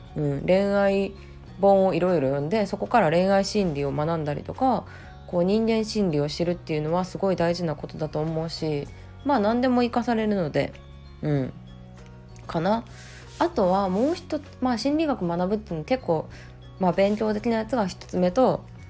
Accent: Kyoto, Japan; 京都で生まれ育ってずっとあの、まあ、大学も実家から通って会社

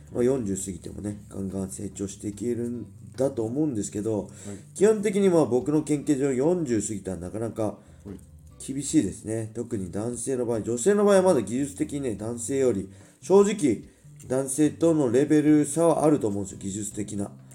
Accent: Ibaraki, Japan; born or raised there; accent: Ibaraki dialect

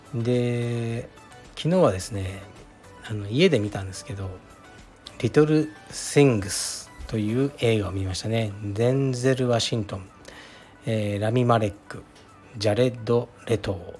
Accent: Fukuoka, Japan; moved away as an adult; now in Tokyo, Japan; カシーというのは僕の出身 地ですね

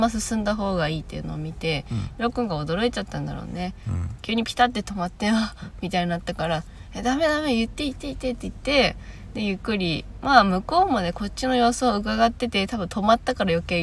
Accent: Miyazaki, Japan; 「いや宮崎です」って言ったら「ええー!」み

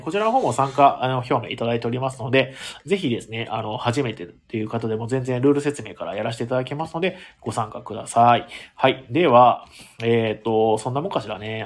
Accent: Ehime, Japan; 僕、愛媛県出身

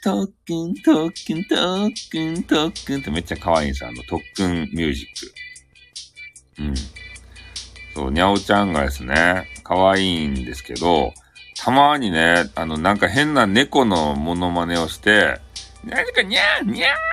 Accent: Fukuoka, Japan; 俺、博多の人間

